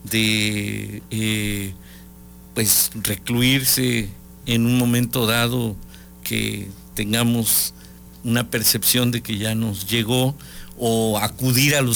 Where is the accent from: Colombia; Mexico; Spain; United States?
Mexico; necesitamos sacar lo que somos los mexicanos, somos seres solidarios